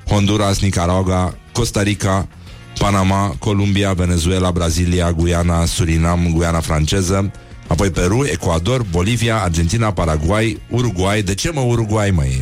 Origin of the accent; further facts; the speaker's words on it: Moldavia, Romania; accent: Moldavian; vorbesc cu accent moldovenesc, nu?